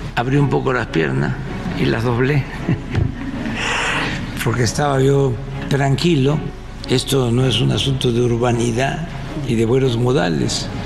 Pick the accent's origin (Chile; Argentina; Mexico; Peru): Mexico; Estamos cuatro diputados mexicanos